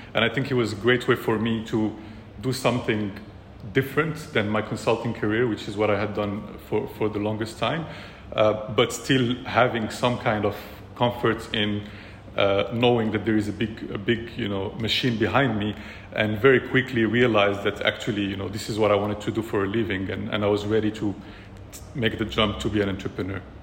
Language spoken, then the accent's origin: English; Morocco; also born or lived in France / China / California; now in Dubai, United Arab Emirates; I'm originally from Morocco as well, born and raised.